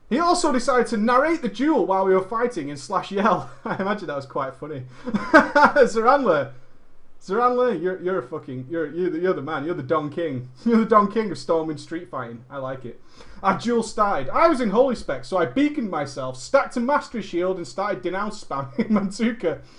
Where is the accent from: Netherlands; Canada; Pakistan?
Netherlands; English is a second language; Now, at this point, I should tell you that I am from Holland.